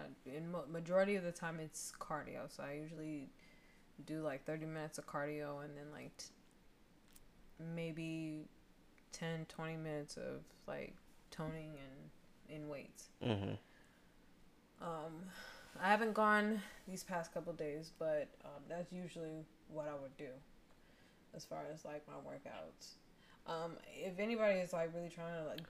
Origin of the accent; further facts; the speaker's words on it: Colorado, United States; I'm from Colorado